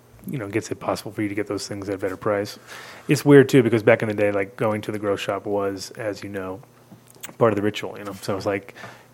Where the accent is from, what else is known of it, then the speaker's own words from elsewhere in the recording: New York, United States; now in Denver, United States; as a New Yorker